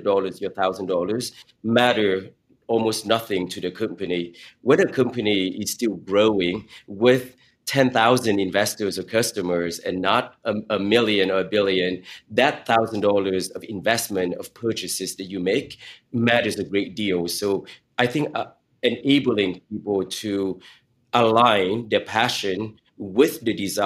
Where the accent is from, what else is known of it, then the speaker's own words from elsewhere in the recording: Silicon Valley, California, United States; as a teenager growing up in Silicon Valley